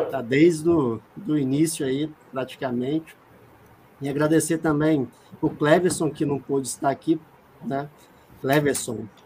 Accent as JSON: {"language": "Portuguese", "town": "Belo Horizonte", "region": "Minas Gerais", "country": "Brazil"}